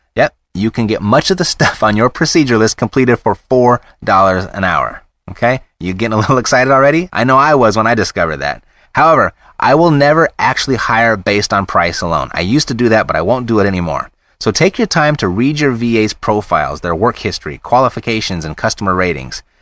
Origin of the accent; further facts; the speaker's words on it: United States; being an American